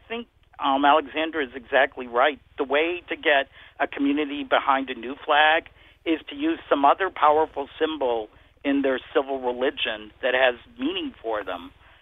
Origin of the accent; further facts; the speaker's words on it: Pennsylvania, United States; I'm from Pennsylvania